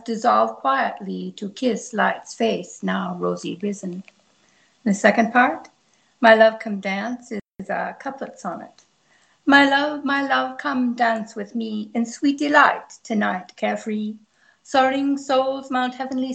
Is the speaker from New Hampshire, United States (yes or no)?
no; Minnesota, United States; now in Los Angeles, United States; I'm originally from Minnesota, but I've moved to California because the weather's so much better